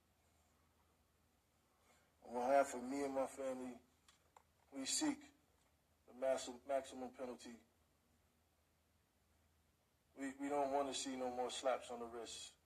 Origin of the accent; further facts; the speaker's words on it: New York, United States; I'm from New York